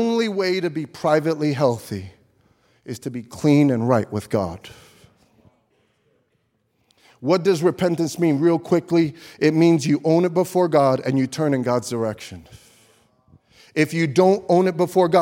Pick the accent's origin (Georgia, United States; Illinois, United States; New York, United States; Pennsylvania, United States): New York, United States; New York City; I grew up in Brooklyn